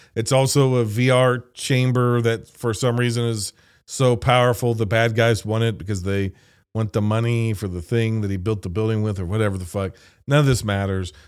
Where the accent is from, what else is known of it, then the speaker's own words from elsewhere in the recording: United States; I'm an American